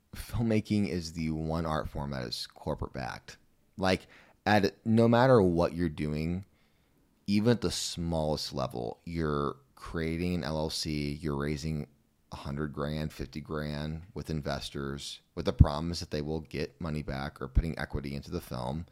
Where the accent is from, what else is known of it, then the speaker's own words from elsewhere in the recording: Missouri, United States; I'm from Missouri